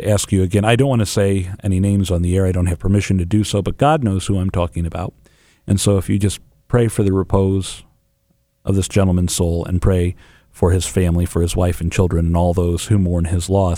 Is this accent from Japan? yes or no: no; England, United Kingdom; now in St. Louis, United States; I'm English